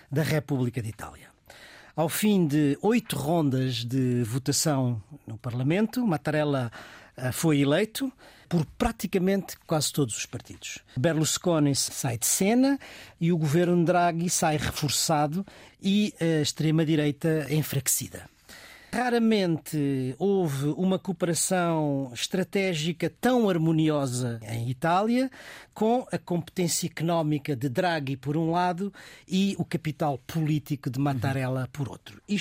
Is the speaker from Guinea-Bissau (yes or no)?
yes; Guinea-Bissau; born or raised there; now in Portugal